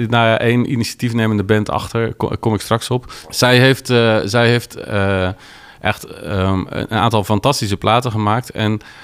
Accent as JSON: {"language": "Dutch", "country": "Netherlands", "said": "want ik kom uit Nederland."}